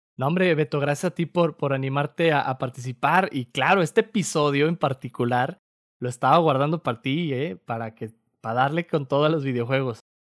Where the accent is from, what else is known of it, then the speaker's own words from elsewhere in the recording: Torreón, Coahuila, Mexico; moved away; yo crecí en Torreón